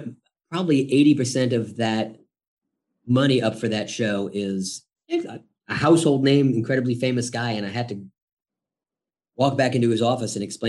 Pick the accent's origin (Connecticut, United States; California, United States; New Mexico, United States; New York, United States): New York, United States; I grew up in New York, 20 minutes outside of Manhattan